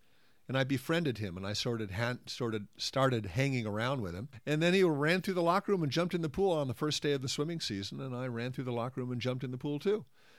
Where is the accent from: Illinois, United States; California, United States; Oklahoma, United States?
California, United States; also born or lived in Italy / England; I was the outsider. I was the American in Italy. I was the Yank in England, and I came back to California in time